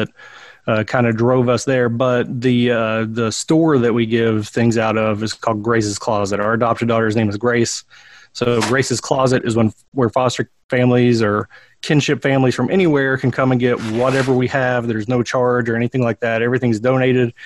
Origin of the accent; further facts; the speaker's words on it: Harlan County, Kentucky, United States; moved away as an adult; now in Berea, United States; I grew up in Harlan County